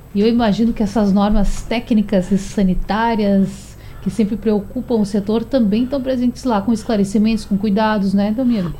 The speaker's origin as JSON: {"language": "Portuguese", "region": "Rio Grande do Sul", "country": "Brazil", "tie": "born or raised there", "moved": "yes", "lives_now": "Pernambuco, Brazil", "said": "lá no Rio Grande do Sul, lá na terra onde eu nasci"}